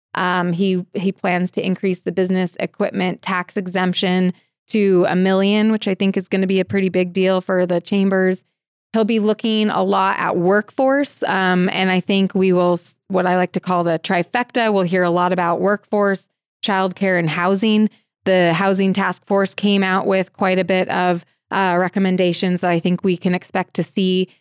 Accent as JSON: {"language": "English", "town": "Portland", "region": "Oregon", "country": "United States", "also_born_or_lived": "Missoula, Montana / Denver, Colorado", "moved": "yes", "lives_now": "Helena, United States", "said": "I am originally from Portland, Oregon"}